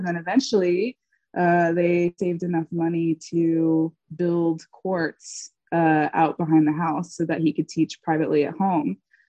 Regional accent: Laurel, Mississippi, United States; I grew up in Laurel, Mississippi, which used to be a very, very small town. And now it's kind of gotten a little bit bigger with HGTV shows and everything.

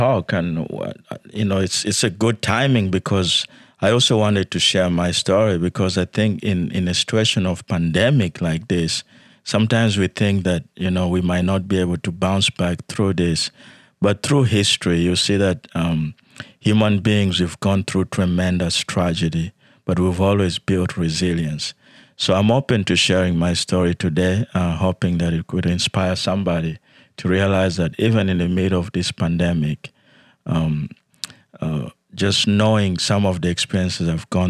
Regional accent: Yei, Central Equatoria, South Sudan; moved away; also born or lived in Soweto; Yes, I was born in South Sudan

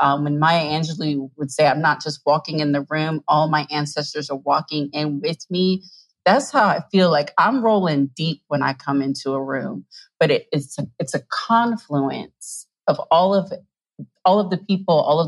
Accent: New Jersey, United States; I grew up in South Jersey

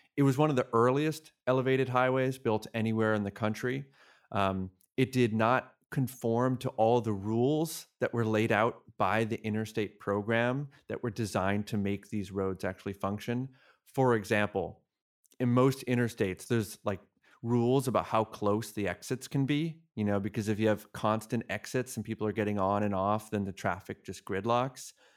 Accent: Massachusetts, United States; I grew up in Massachusetts

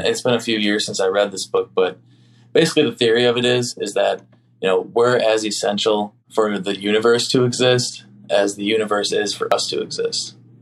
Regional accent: Oconomowoc, Wisconsin, United States; my hometown

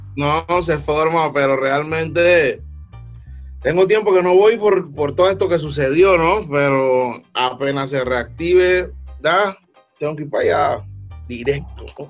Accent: Panama City, Panama; Río abajo es el sistema, yo le digo así, es, mi área donde yo me crié

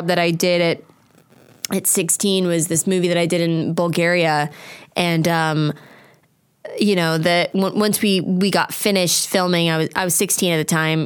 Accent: Apple Valley, California, United States; I grew up in Apple Valley.

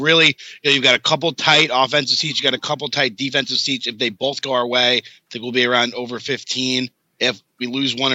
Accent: Connecticut, United States; I grew up in Connecticut to some extent

